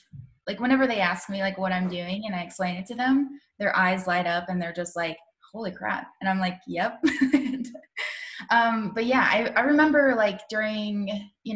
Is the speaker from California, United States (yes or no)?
no; Asheville, North Carolina, United States; moved away as an adult; I grew up in Asheville, North Carolina, which is close to like the Smoky Mountains